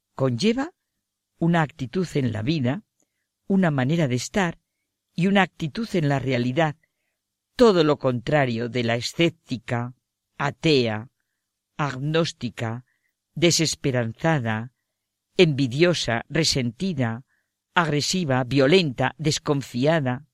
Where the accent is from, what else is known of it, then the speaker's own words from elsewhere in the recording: Spain; Como española que soy